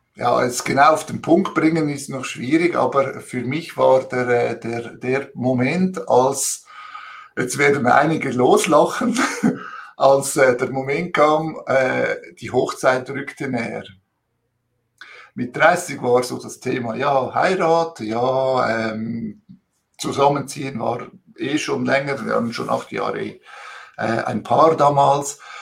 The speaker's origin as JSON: {"language": "German", "country": "Switzerland", "also_born_or_lived": "Italy (ancestry) / Zurich", "said": "als Zweitgeneration Italiener hier in der Schweiz"}